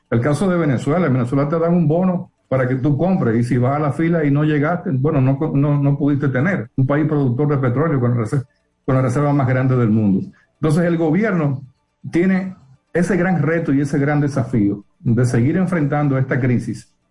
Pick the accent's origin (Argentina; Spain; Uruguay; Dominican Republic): Dominican Republic; como dominicanos